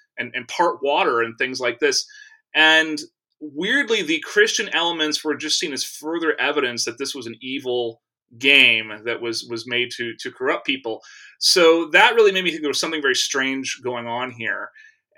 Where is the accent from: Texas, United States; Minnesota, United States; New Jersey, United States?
Texas, United States; I grew up in Texas